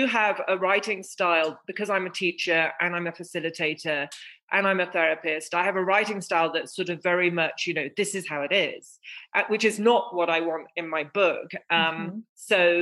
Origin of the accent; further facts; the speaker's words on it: England, United Kingdom; I was born in England, I was the fruit of my mother's dream, an English rose